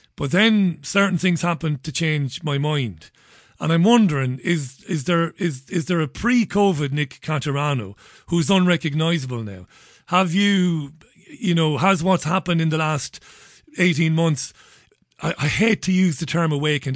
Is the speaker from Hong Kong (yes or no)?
no; Ireland; now in United Kingdom; I'm an Irishman living in the U K